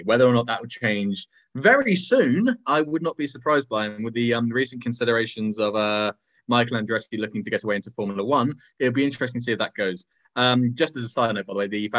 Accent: United Kingdom; As a Brit

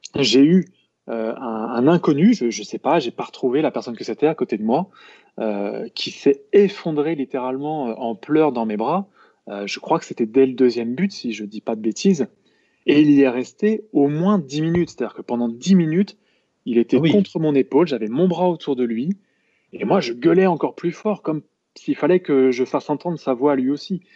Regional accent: Lamballe, Brittany, France; also born or lived in Rennes; je suis né à Rennes, mais très honnêtement, j'y ai vécu très peu quand j'étais gamin. J'ai fait plutôt toute mon enfance sur la côte de Pintièvre, et donc bah, je représente presque fièrement Lamballe

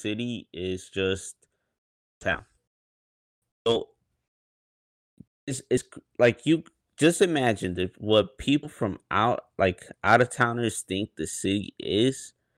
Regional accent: West Chicago suburbs, Illinois, United States; I still claim like, oh, I'm from the West Chicago suburbs.

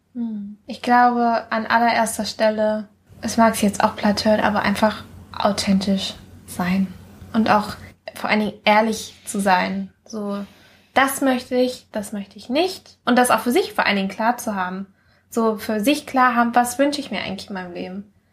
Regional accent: Mallorca, Balearic Islands, Spain; now in Germany; als ich von Mallorca nach, äh, also von Mallorca weggezogen bin, wo ich aufgewachsen bin, nach Deutschland

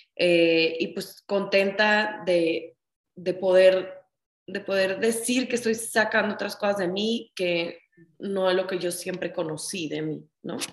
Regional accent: Ciudad Obregón, Sonora, Mexico; moved away as an adult; now in Mexico City, Mexico; yo estudié la carrera de donde yo soy, yo soy de Ciudad Obregón, Sonora

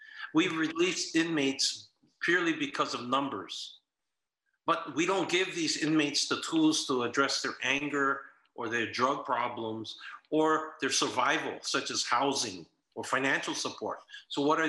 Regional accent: Hawaii, United States; growing up in Hawaii

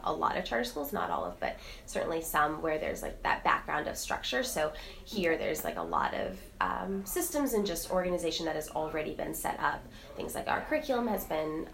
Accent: New York City, New York, United States; moved away as an adult; I grew up in Manhattan and came back to the city after I graduated college

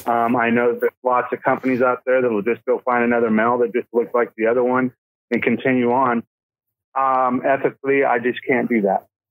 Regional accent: Colorado, United States; also born or lived in Oregon; now in California, United States; I'm actually from Colorado. I was born in Colorado.

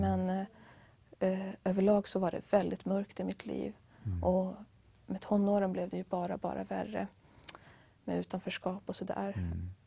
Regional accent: Västra Götaland, Sweden; jag kommer från en mindre stad i Västra Götaland

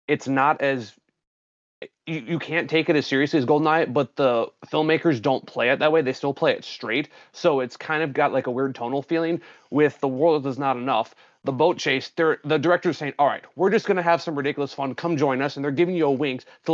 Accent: Wisconsin, United States; I'm from Wisconsin

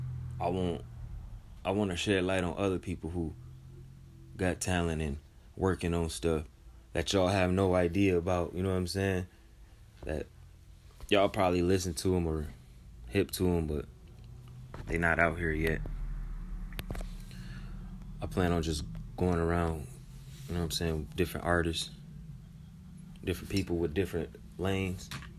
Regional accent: Michigan, United States; I'm from Michigan

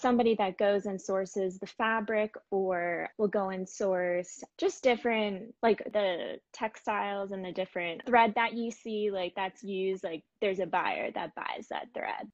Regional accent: Boca Raton, Florida, United States; moved away as an adult; I grew up mainly in Boca Raton, Florida.

